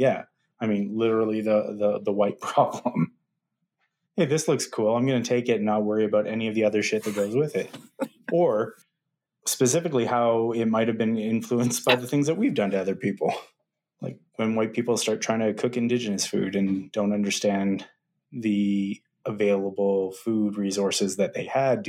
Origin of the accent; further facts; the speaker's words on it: Malaysia; As a Malaysian and not a Chinese man, that's a questionable area.